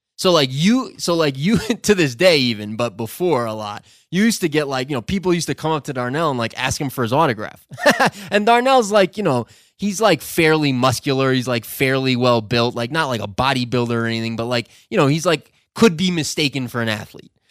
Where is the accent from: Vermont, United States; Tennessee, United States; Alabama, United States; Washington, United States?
Vermont, United States; also born or lived in New York / Ecuador; now in Loja, Ecuador; I grew up in Vermont and lived in New York most of my life